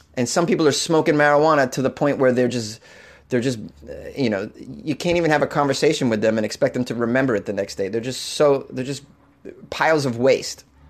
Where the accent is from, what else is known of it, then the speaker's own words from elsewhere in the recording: United States; As a child growing up on the New Hampshire border